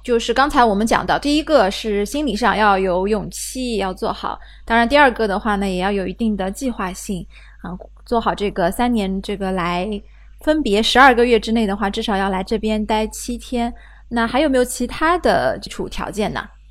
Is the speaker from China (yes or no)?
yes; China; 我们中国人